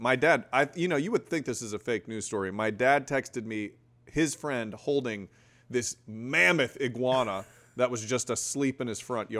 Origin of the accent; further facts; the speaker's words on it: South Florida, United States; I grew up in South Florida.